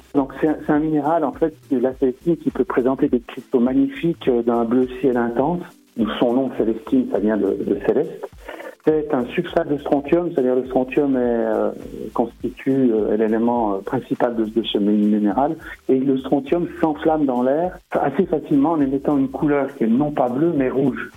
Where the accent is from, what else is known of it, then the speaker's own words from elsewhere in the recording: Saint-Claude, Bourgogne-Franche-Comté, France; now in Dole, France; lorsque j'étais enfant dans le Haut-Jura, parce que je suis né à Saint-Claude